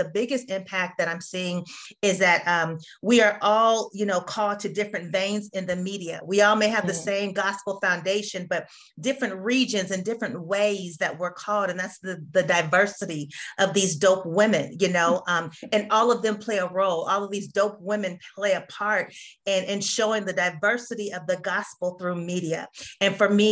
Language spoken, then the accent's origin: English; Bay Area, California, United States; moved away as an adult; now in Atlanta, United States; I'm originally from California, so I'm from the Bay Area